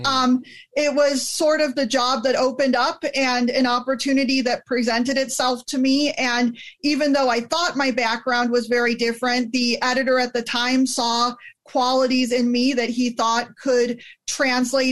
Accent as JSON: {"language": "English", "town": "El Dorado Hills", "region": "California", "country": "United States", "tie": "born or raised there", "also_born_or_lived": "Illinois / Wisconsin / Georgia", "moved": "as an adult", "said": "I was raised in the Sacramento area, grew up in El Dorado Hills, went to grade school"}